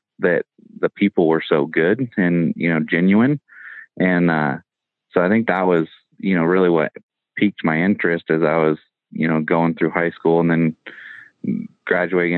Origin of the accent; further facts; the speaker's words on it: Northern California, United States; I grew up in Northern California. Our area is pretty rural.